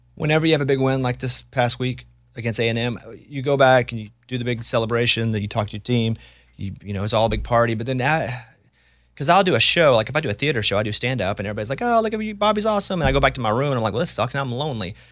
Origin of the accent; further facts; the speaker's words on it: Arkansas, United States; I'm from Arkansas